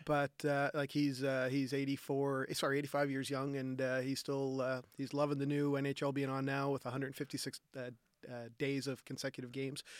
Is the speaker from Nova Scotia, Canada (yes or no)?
yes; Halifax, Nova Scotia, Canada; I grew up on the Nova Scotia Voyagers where, where skating both the Halifax Forum and then Scotiabank slash Metro Center.